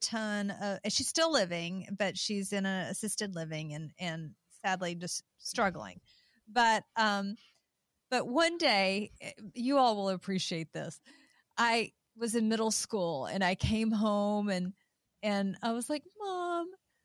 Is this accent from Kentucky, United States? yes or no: yes; Eastern Kentucky and Eastern Tennessee, United States; these humble women of faith that I grew up around in Eastern Kentucky and Eastern Tennessee